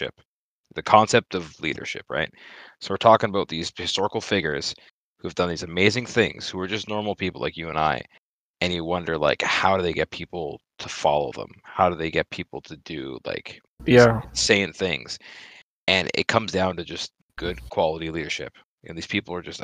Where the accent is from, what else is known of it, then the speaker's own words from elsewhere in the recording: Canada; I'm Canadian.